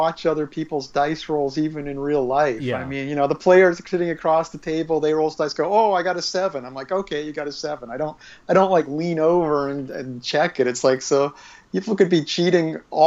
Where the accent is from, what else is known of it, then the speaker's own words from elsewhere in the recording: Australia; I'm being from Australia. When I'm down in Australia